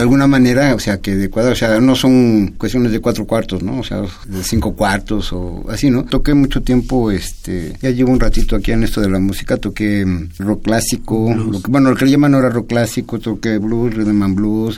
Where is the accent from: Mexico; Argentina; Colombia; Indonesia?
Mexico; todos somos mexicanos, somos mexicas